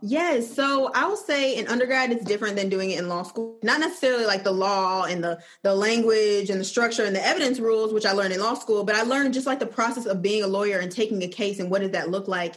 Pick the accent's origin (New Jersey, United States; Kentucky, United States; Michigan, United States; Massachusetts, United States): Michigan, United States; Flint; also born or lived in Georgia; now in Birmingham, United States; I'm originally from Flint, Michigan, and I'm currently living in Birmingham, Alabama